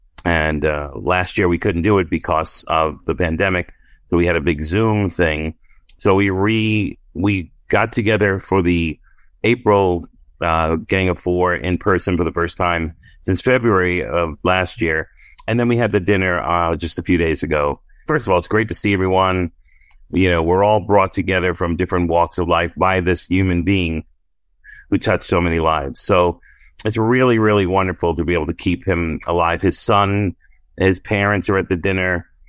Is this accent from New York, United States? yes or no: yes; Brooklyn, New York, United States; And I'm like, oh yeah, I'm from Brooklyn.